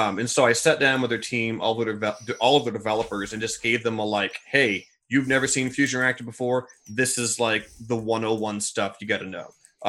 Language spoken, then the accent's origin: English; Missouri, United States; I grew up in Missouri. I've never heard of that place.